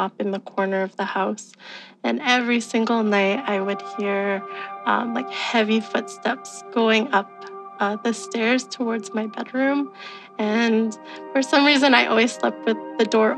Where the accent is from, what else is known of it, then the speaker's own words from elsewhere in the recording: Alberta, Canada; I'm from Alberta, Canada